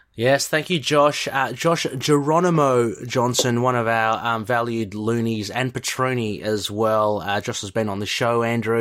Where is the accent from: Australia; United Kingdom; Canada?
Australia; being Australian